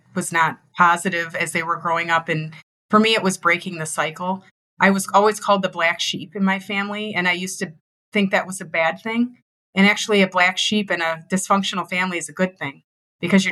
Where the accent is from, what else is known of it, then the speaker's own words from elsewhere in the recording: Detroit, Michigan, United States; born and raised in Detroit, Michigan, dad was a factory worker